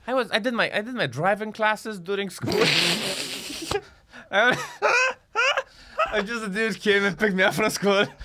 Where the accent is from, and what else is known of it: Iași, Iași County, Romania; born or raised there; moved away as an adult; also born or lived in Bucharest, Romania; now in London, United Kingdom